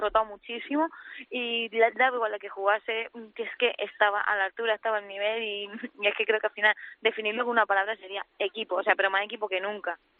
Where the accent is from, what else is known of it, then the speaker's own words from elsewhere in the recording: Granada, Andalusia, Spain; now in Madrid, Spain; en Granada, que encima todo en mi tierra